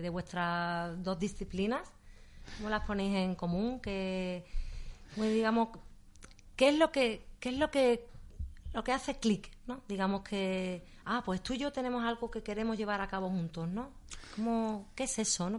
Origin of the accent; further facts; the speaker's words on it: Seville, Andalusia, Spain; yo también he nacido aquí me gusta vivir aquí